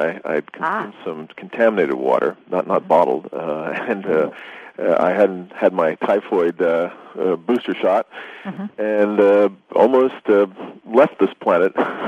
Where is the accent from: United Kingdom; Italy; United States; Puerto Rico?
Italy; My parents were living overseas. I grew up in Italy. And traveling around Europe, as you know, everybody drinks bottled water.